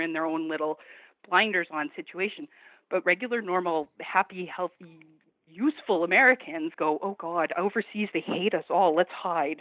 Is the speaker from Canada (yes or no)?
yes; Canada; from Canada, not California.